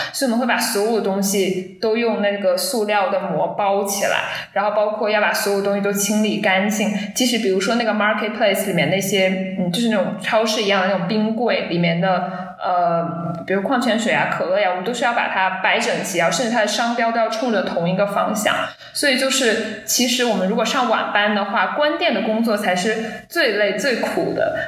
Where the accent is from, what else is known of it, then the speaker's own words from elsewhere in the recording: China; 母语不是英语